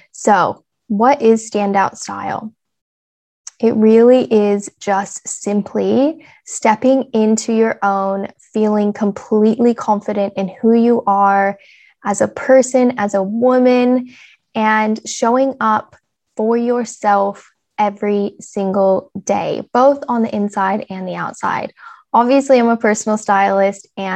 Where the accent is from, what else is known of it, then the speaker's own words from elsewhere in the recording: Casper, Wyoming, United States; moved away as an adult; now in Australia; I am clearly American and grew up in small town USA, small little town called Casper, Wyoming